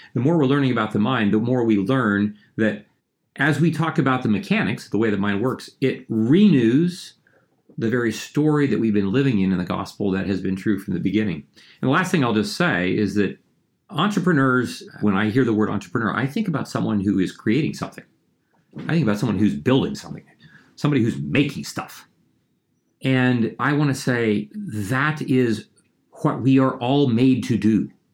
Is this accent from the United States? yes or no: yes; Ohio, United States; I grew up in a small town in Ohio